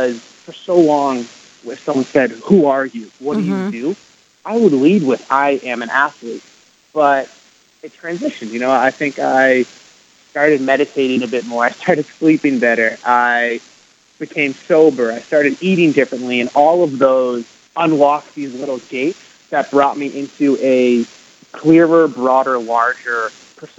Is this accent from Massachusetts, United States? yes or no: yes; Canton, Massachusetts, United States; moved away as an adult; also born or lived in France / Providence, Rhode Island; now in Los Angeles, United States; I grew up in Boston, Massachusetts, just outside in a town called Canton